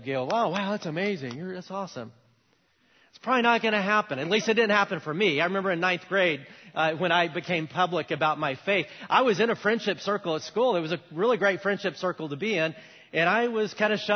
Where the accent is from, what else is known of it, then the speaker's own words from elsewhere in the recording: United States; as an American 18-year-old